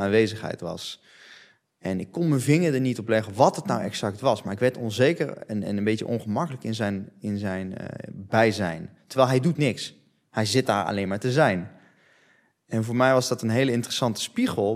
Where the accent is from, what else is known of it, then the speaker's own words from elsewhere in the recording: Netherlands; ik ben opgegroeid in Nederland. Dus ik spreek Nederlands